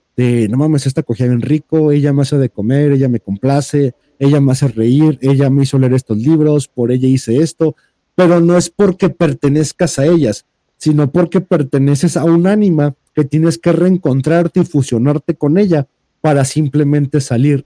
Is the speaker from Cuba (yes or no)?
no; Jalisco, Mexico; soy de Jalisco